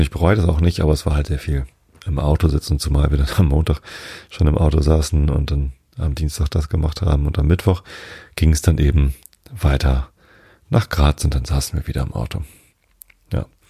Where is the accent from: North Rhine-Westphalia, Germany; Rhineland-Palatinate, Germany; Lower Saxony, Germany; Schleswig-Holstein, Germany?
Lower Saxony, Germany; ich bin Norddeutscher